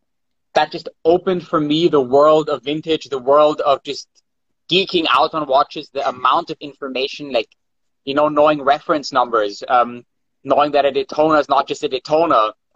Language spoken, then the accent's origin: English; Vienna, Austria; yes, I'm from Vienna as well. We live in Vienna.